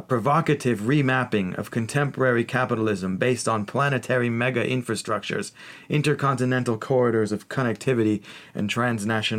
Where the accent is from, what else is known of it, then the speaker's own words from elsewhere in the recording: United States; now in London, United Kingdom; We're both American